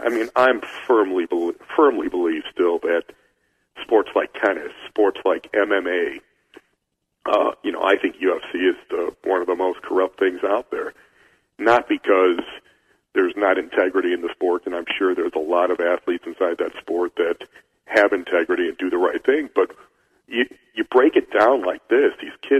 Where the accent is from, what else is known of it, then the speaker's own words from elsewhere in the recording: Brazil; I'm sending three or four of my boys that I grew up with in Brazil to Australia